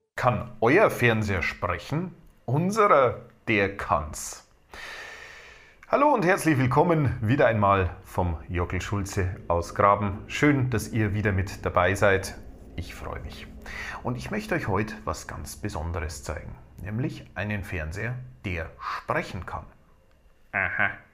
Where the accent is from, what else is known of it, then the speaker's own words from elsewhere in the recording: Bavaria, Germany; bei uns in Bayern